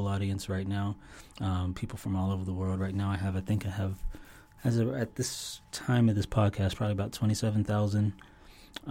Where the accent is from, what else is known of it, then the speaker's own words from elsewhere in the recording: Toronto, Ontario, Canada; now in Florida, United States; I was born in Toronto, Canada